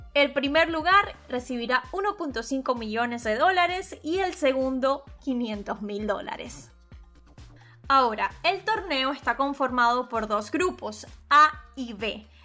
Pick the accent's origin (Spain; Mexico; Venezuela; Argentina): Venezuela; Yo soy periodista venezolana graduada en Venezuela